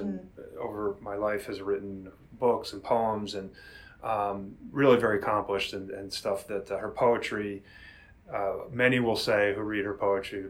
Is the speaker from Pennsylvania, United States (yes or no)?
yes; Villanova, Pennsylvania, United States; also born or lived in Amherst, Massachusetts; I'm a lifer here on the mainline area. As you said, I grew up in Villanova. I went to Holy Child for my grade school years.